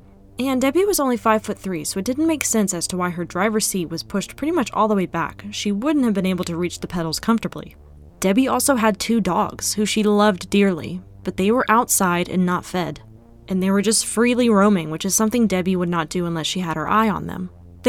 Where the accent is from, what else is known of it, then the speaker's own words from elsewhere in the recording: North Carolina, United States; With my home state being North Carolina